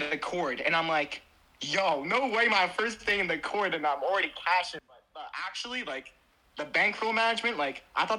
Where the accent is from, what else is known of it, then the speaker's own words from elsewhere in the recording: New York, United States; I'm from New York.